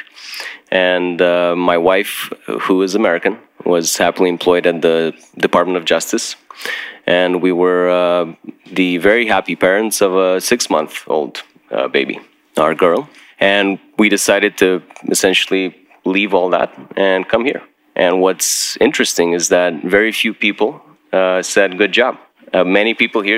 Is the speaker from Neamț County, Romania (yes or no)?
yes; Piatra Neamț, Neamț County, Romania; my hometown of Piatra Neamț